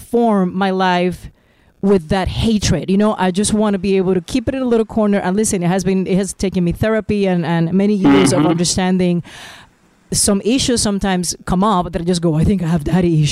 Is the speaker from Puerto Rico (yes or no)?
yes; Puerto Rico; I'm from Puerto Rico, and we're four children